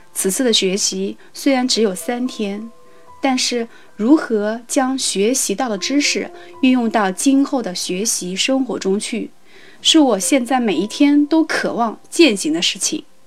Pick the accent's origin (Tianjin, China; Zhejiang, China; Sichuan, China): Zhejiang, China; Ningbo; 我来自浙江宁波， 从事教育工作